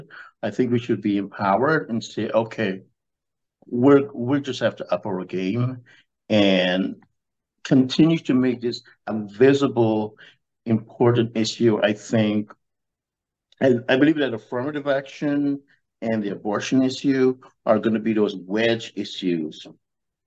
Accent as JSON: {"language": "English", "country": "United States", "said": "we as American"}